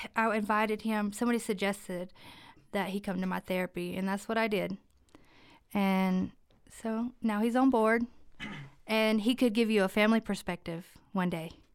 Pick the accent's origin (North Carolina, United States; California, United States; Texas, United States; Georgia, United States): North Carolina, United States; Jackson County; also born or lived in Cherokee; I am local, born and raised in Jackson County.